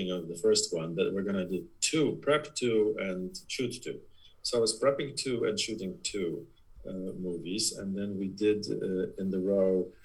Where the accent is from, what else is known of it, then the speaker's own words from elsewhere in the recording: Poland; English is a second language; moved away as an adult; also born or lived in New York / Los Angeles; now in United States; I'm originally from Poland.